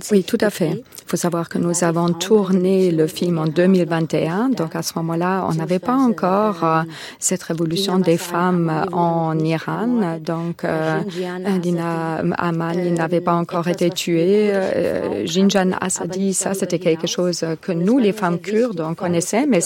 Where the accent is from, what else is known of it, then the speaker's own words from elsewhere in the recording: Armenia; Moi, je viens d'Arménie, mais je suis euh, kurde et jéside.